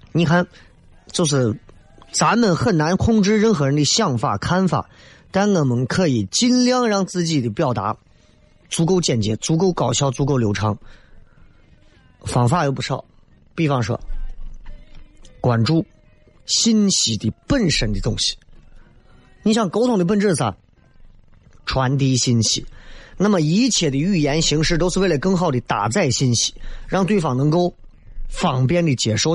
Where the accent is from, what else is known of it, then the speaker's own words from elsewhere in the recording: Northeast China, China; now in Xi'an, China; 我一个朋友。也是东北的，很幽默。